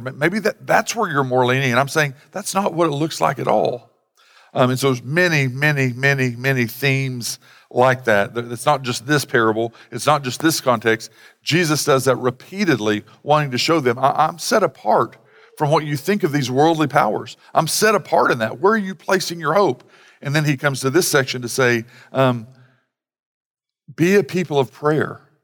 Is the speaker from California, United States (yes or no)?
no; Sallisaw, Oklahoma, United States; I grew up in Salisaw where they had, you know, parimutuel betting.